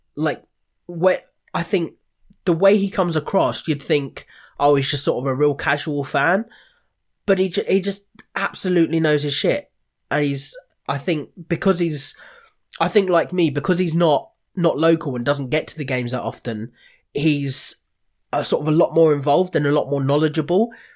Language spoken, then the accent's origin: English; Watford, East of England, United Kingdom; now in Ramsgate, United Kingdom; I'm from Watford